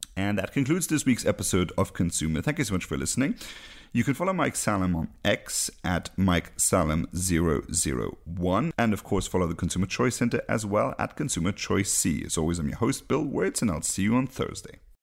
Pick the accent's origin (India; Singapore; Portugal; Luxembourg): Luxembourg; I'm from Luxembourg